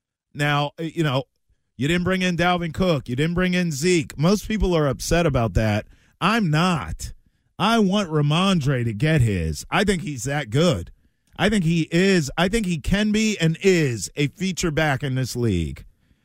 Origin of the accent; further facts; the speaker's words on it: Maryland, United States; And I'm from Maryland. We got good wings. We bathe them in Old Bay down there.